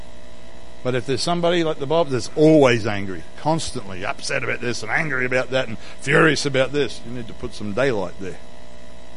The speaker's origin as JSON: {"language": "English", "region": "Queensland", "country": "Australia", "moved": "yes", "lives_now": "Western Australia, Australia", "said": "I'm from Queensland"}